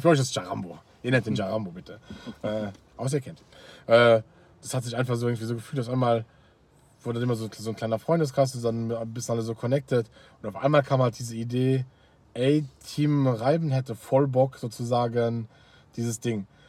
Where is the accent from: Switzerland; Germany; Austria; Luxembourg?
Luxembourg; bei uns in Luxemburg